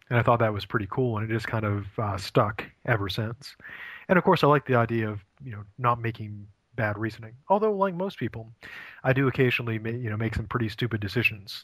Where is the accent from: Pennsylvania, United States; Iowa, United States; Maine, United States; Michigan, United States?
Maine, United States; moved away as an adult; also born or lived in Ohio; I'm originally from from Maine